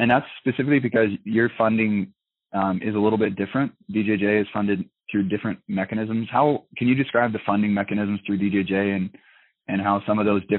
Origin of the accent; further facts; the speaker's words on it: Washington, United States; also born or lived in Utah; now in Nome, United States; I'm from Washington originally